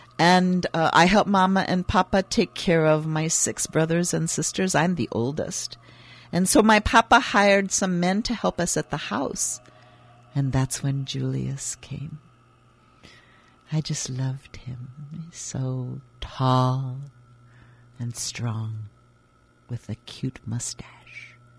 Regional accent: Switzerland; born there; English is a second language; But my family is Swiss Italian, and we have been living. I was born in Switzerland, actually. But you can speak to me in many different languages. I speak several.

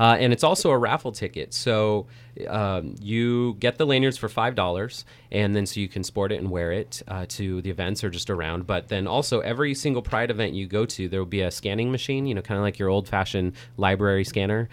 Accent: Napa, California, United States; I grew up here in Napa.

